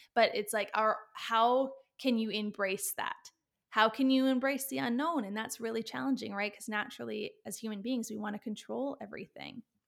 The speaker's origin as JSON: {"language": "English", "country": "Canada", "also_born_or_lived": "Australia", "said": "I'm Canadian"}